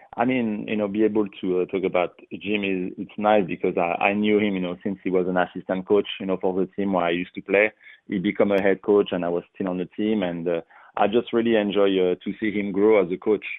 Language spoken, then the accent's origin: English; France; English is a second language; moved away as an adult; originally, you know, I am from France, so soccer is kind of number one. You know, you uh, you play soccer every day at school